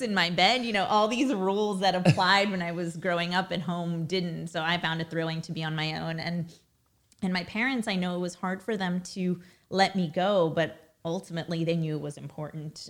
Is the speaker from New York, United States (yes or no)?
yes; New York City, New York, United States; first language Russian; English is a second language; I was born in Brooklyn, raised in Brooklyn